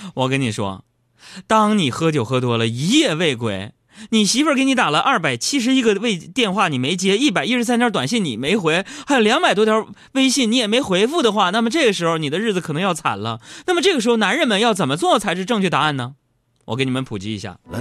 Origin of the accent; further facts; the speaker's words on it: Northeast China, China; 我们东北人